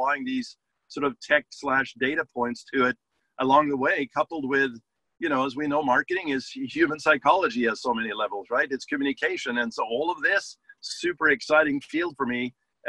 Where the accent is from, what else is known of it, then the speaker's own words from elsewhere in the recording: Norway; English is a second language; moved away as an adult; now in Los Angeles, United States; I didn't come to this country speaking English too well, right? I came from Norway back in the day, like 30 years ago, to Los Angeles, and I came as a musician.